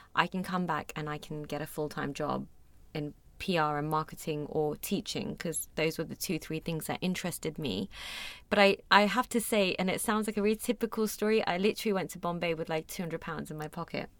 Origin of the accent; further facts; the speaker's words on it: London, United Kingdom; moved away as an adult; also born or lived in Mumbai, India; I was born and raised in London, was in boarding school for a few years when I was younger